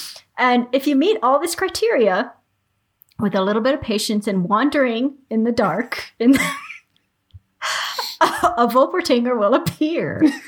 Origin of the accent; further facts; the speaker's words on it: Bavaria, Germany; born there; And I was born in Bavaria, so they're kind of like, they're really special to me.